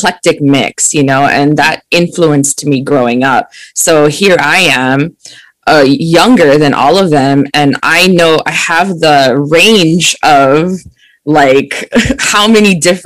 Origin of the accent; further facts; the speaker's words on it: Oahu, Hawaii, United States; I'm born and raised in Hawaii on the island of Oahu